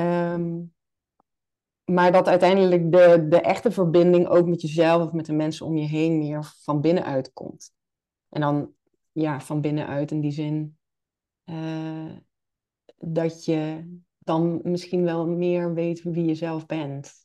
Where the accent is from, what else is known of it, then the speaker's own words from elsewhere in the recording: Limburg, Netherlands; now in Nijmegen, Netherlands; ik ben een Limburger, geboren en getogen